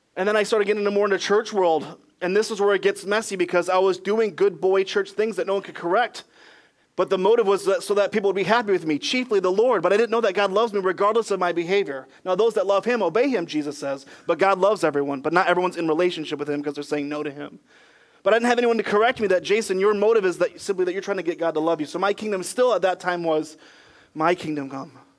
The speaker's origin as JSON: {"language": "English", "region": "Michigan", "country": "United States", "tie": "born or raised there", "also_born_or_lived": "Ohio / Greenville, South Carolina", "moved": "as an adult", "lives_now": "North Carolina, United States", "said": "I was born in Michigan, where we'd say things like, Don't forget your backpack"}